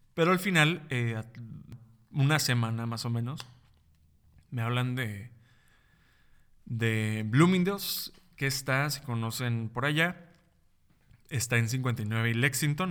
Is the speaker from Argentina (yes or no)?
no; Mexico; also born or lived in New York / Tijuana; Aquí en, en mi país, México.